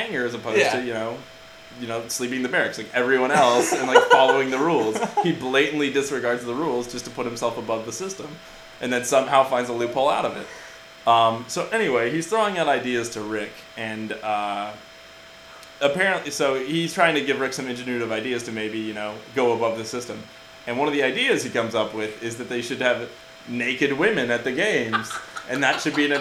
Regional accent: San Diego, California, United States; moved away; also born or lived in Wisconsin

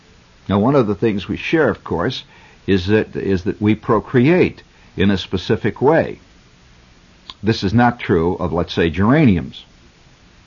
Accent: United States; I'm an American

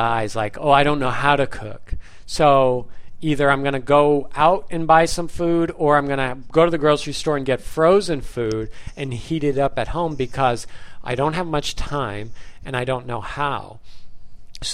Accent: United States; now in Japan; I grew up in America.

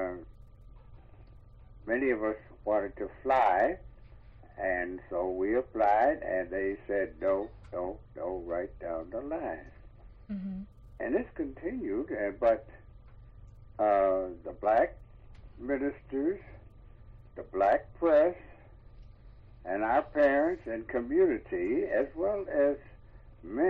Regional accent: Detroit, Michigan, United States; moved away; I'm a Detroiter from Detroit, Michigan

